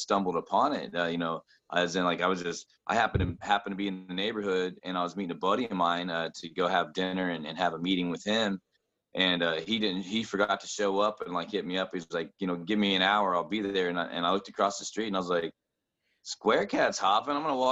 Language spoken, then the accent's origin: English; central Indiana, United States; also born or lived in Brownsburg, Indiana / Avon, Indiana / Martinsville, Indiana / Bloomington, Indiana; I'm not from Columbus. I'm living here now, but I grew up really central Indiana